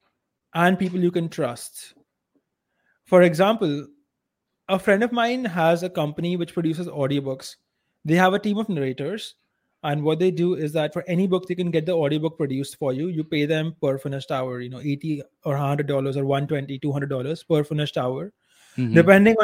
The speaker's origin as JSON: {"language": "English", "country": "India", "accent": "Indian"}